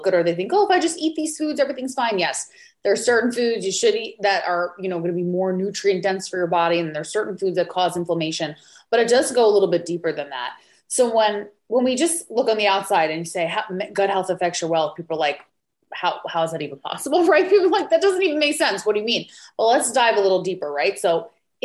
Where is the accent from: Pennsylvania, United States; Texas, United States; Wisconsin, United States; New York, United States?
New York, United States; moved away; originally I'm from New York